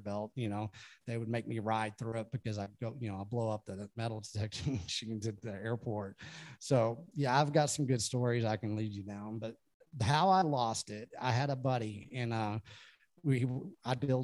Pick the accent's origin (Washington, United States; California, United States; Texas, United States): Texas, United States; I'm from Texas